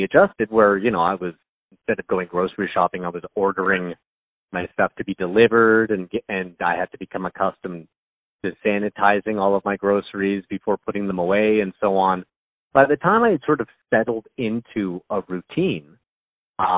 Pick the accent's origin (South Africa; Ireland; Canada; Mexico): Canada; I'm Canadian. I'm from Canada. I live near Toronto, which is in Ontario